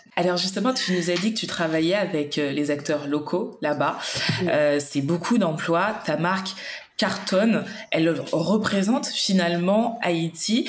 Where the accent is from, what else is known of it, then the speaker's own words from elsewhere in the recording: Martinique; je suis originaire de la Martinique